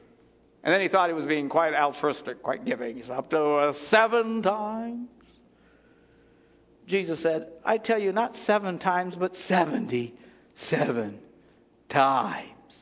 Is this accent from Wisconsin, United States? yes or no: yes; Wisconsin, United States; We're from Wisconsin.